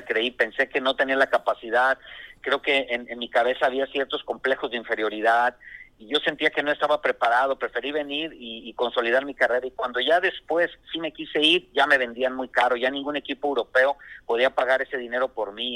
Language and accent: Spanish; Tepic, Nayarit, Mexico; moved away; also born or lived in Ciudad Lerdo, Durango; Yo soy originario de Tepic Nayarit